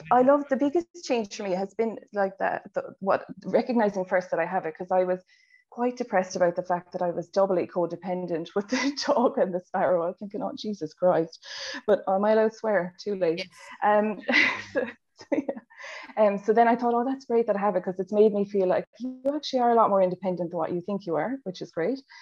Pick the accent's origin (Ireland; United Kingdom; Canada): Ireland; accent: Irish; moved away as an adult; now in Australia; if you haven't picked up from the accent, I'm Irish from Ireland, and I moved to Australia, I think seven or eight years ago now.